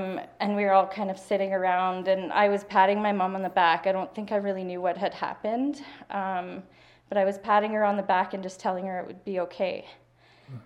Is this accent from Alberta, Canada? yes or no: yes; Hinton, Alberta, Canada; I was born in Hinton, Alberta. In 1984.